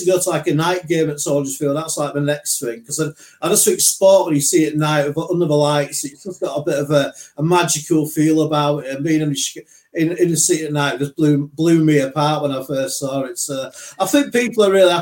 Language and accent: English; Leeds, Yorkshire and the Humber, United Kingdom; where I grew up in Leeds